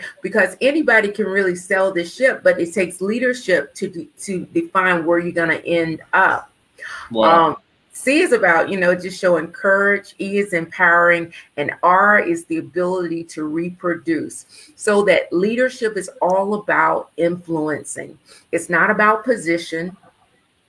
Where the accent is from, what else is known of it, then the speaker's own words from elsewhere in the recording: Winston-Salem, North Carolina, United States; I was born in Winston-Salem, North Carolina.